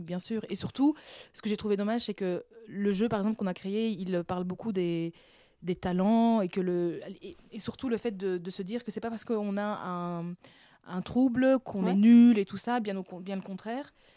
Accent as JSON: {"language": "French", "town": "Brussels", "region": "Brussels-Capital Region", "country": "Belgium", "tie": "born or raised there", "also_born_or_lived": "Benin", "said": "Je suis pas née à Bruxelles, je suis née en Afrique, au ah. Bénin. Mais euh, je suis arrivée à 4 ans, 4 ans et demi, 5 ans mhm. euh, en Belgique. Et donc là, j'ai habité Boisfort."}